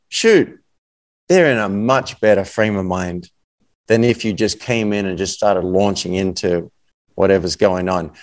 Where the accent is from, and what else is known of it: Australia; accent: Australian